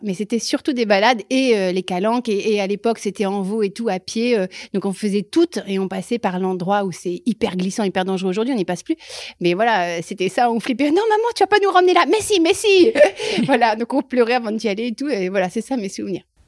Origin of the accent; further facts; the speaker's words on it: Loir-et-Cher, Centre-Val de Loire, France; moved away as an adult; also born or lived in Paris; now in Marseille, France; je viens du Loir-et-Cher, d'un tout petit village, euh, de deux parents que j'embrasse très fort